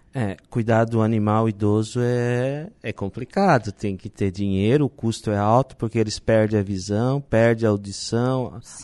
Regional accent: Nova Veneza, Santa Catarina, Brazil; now in Balneário Arroio do Silva, Brazil; eu sou de Nova Veneza

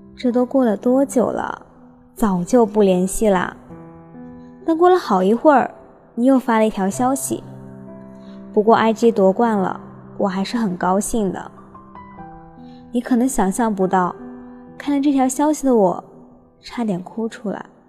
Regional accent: Changzhou, Jiangsu, China; moved away as an adult; now in Nanjing, China; 来自江苏常州。我在南京大学，距离我的家乡

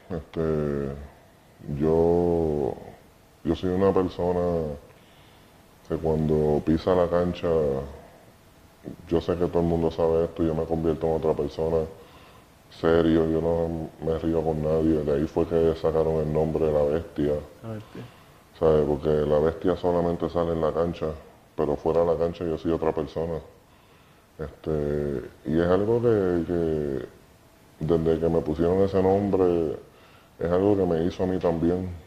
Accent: Puerto Rico; cuando la gente te pregunta dónde tú eres, yo soy de Puerto Rico. Eso es representar, representar a tu país.

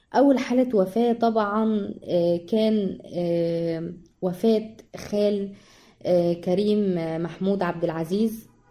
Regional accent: Egypt; إحنا شعب مصري أصيل

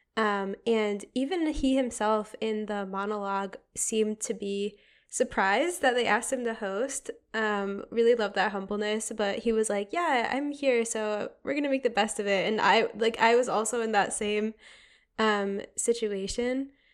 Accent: Connecticut, United States; moved away; also born or lived in Boston; I'm from Connecticut, regrettably

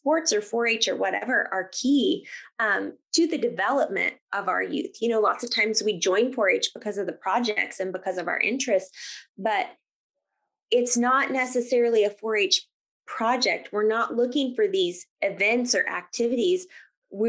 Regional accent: Grant County, Kansas, United States; also born or lived in Cowley County, Kansas; So I grew up in Grant County

